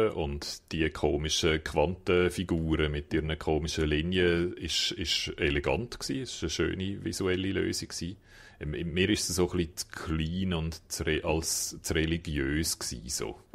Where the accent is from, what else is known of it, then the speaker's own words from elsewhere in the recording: Japan; German is a second language; Das ist, äh, als Japaner lacht man über das, oder?